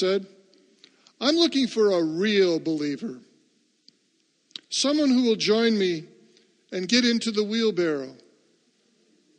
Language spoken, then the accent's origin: English; United States; I am an American and happy to be one.